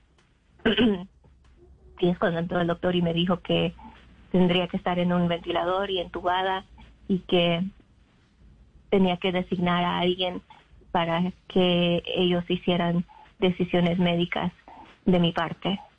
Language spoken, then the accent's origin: Spanish; North Carolina, United States; born or raised there; also born or lived in Mexico; now in Illinois, United States